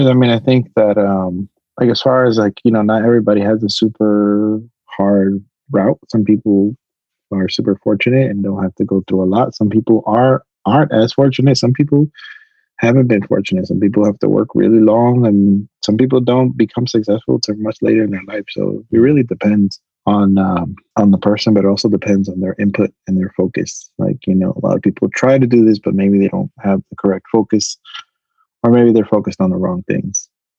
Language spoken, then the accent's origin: English; New York, United States; I moved to Miami because I came from New York.